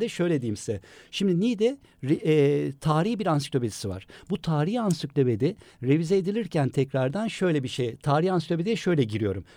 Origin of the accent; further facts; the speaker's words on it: Istanbul, Turkey; İstanbul doğumluyum ben